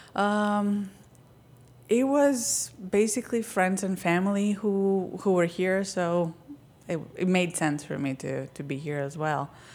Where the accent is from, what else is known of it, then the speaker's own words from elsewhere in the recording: Crete, Greece; moved away as an adult; now in United States; Growing up in Crete, um, it was very different than here